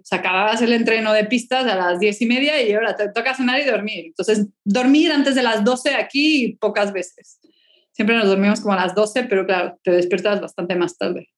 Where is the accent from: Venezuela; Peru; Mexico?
Mexico; Mexico City; now in Spain; yo nací en el DF, chilanga de corazón, pero ya desde hace muchísimos años vivo en España